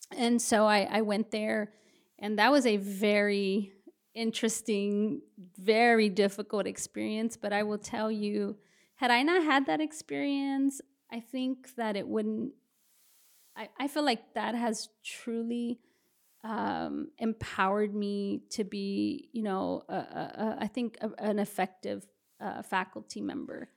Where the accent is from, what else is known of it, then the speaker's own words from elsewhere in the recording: Brownsville, Texas, United States; moved away as an adult; also born or lived in Houston, Texas; now in San Antonio, United States; spent the majority of my, uh, adolescence and adulthood in the Rio Grande Valley in Brownsville, Texas